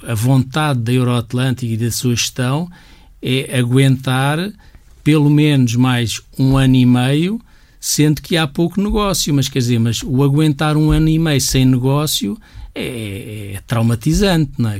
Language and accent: Portuguese; Portugal; todos nós somos portugueses, todos nós temos um bocadinho este A D N